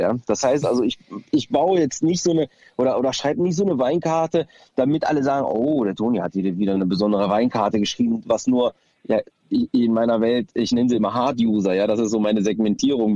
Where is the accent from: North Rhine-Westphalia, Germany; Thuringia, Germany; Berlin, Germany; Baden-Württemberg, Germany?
North Rhine-Westphalia, Germany; Düsseldorf; meine Wurzeln sind aus Griechenland, aber ich bin halt äh, in Düsseldorf geboren und fühle mich auch hier zu Hause